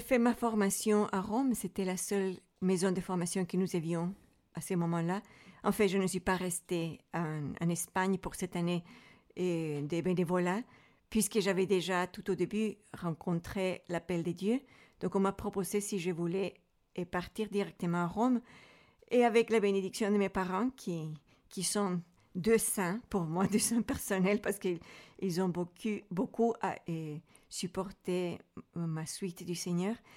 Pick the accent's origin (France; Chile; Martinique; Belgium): Chile; Santiago, Santiago Metropolitan Region; French is a second language; moved away as an adult; now in Switzerland; je viens du Chili, à l'origine de la ville de Santiago